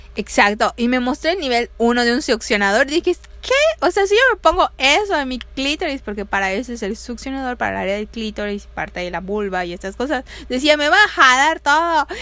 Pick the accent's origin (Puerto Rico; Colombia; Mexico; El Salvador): Mexico; Yucatán; como mujer latina, mexicana, yucateca, aquí en nuestros rumbos